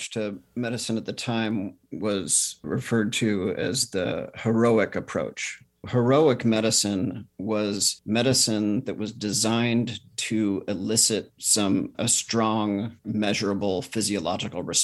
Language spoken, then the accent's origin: English; California, United States; in California.